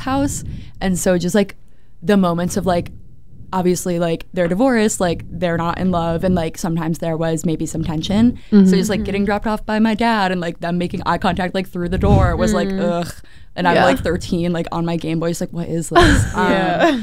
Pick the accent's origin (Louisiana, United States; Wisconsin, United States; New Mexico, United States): Wisconsin, United States; Shorewood; I am from Shorewood, Wisconsin. It's a small suburb